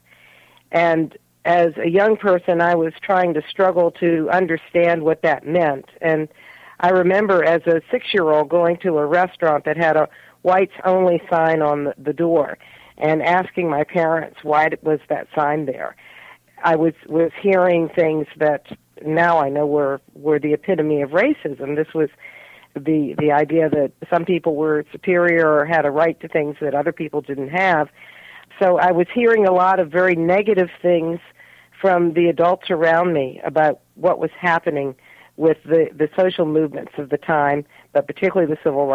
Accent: Richmond, Virginia, United States; moved away as an adult; also born or lived in Haifa, Israel; I grew up in Richmond, Virginia in the 50s and 1960s up into the early 70s

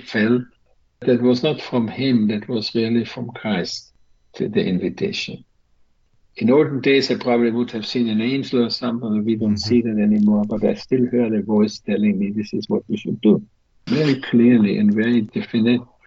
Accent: Vienna, Austria; moved away as an adult; now in California, United States; I was born in Vienna, and we lived at the time on the outskirts of Vienna, my family, my parents and my nine brothers and sisters.

